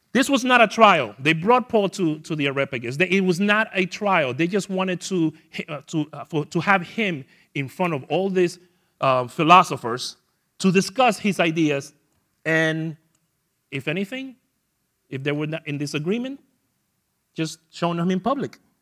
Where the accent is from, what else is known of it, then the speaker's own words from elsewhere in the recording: New York City, New York, United States; moved away; I am from New York the land of Nathan hot dogs